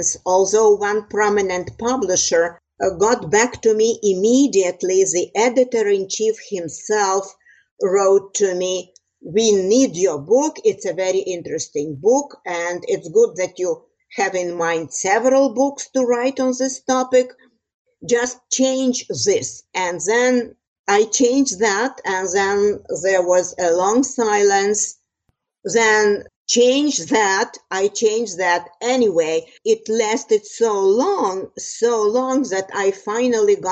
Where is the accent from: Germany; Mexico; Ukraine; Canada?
Ukraine; Transcarpathia, Western Ukraine, Zakarpattia Oblast; moved away as an adult; now in United States; I am originally from Western Ukraine, called Transcarpathia. It borders Slovakia and Hungary.